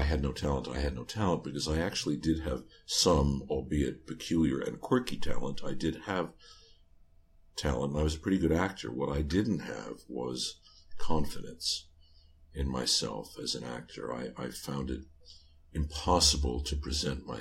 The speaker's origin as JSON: {"language": "English", "town": "New York City", "region": "New York", "country": "United States", "tie": "born or raised there", "said": "I'm from New York City"}